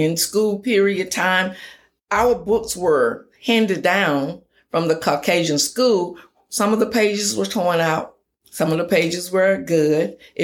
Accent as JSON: {"language": "English", "town": "Jasper", "region": "Texas", "country": "United States", "tie": "born or raised there", "lives_now": "Tyler, United States", "said": "I grew up in a little small town called Jasper, Texas"}